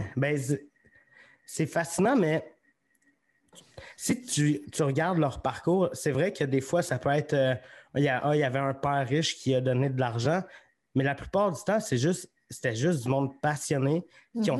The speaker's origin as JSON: {"language": "French", "town": "Magog", "region": "Quebec", "country": "Canada", "lives_now": "Sherbrooke, Canada", "said": "je viens de Magog."}